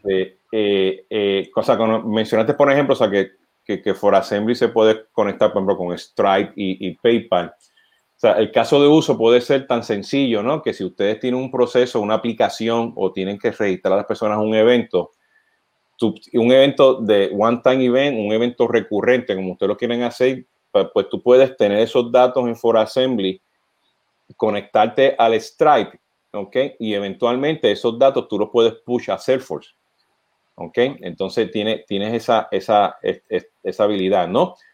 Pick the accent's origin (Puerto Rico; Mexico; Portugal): Puerto Rico; nosotros los boricuas, pues, aparte del acento